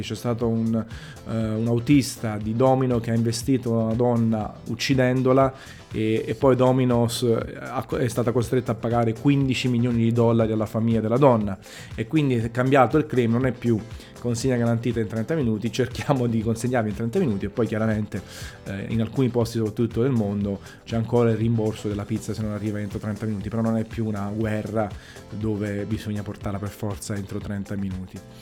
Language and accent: Italian; Naples, Campania, Italy; sono napoletano